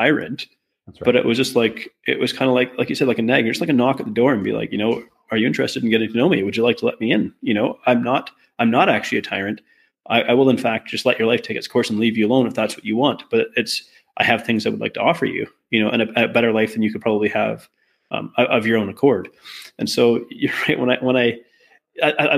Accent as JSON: {"language": "English", "country": "Canada", "said": "I'm Canadian"}